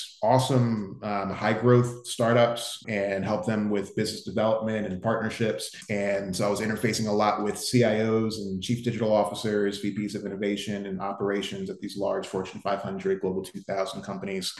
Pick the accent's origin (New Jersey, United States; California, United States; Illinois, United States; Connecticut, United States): New Jersey, United States; moved away as an adult; also born or lived in Philadelphia, Pennsylvania / New Brunswick, New Jersey / New York; now in Miami, United States; So I'm from the Northeast originally, born in Philly, grew up in South Jersey.